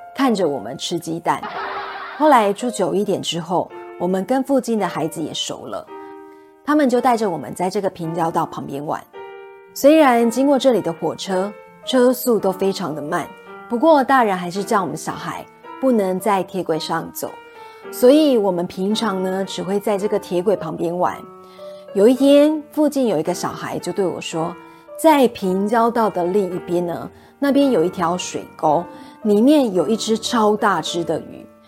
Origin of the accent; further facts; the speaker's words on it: Kaohsiung, Taiwan; also born or lived in Taipei, Taiwan; 因为我出生在台北，后来长大一点，就因为搬家的缘故 ，我们搬到了高雄市盐城区居住